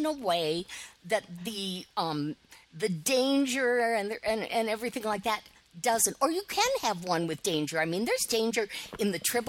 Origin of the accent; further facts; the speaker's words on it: Detroit, Michigan, United States; as a kid growing up in the Detroit area.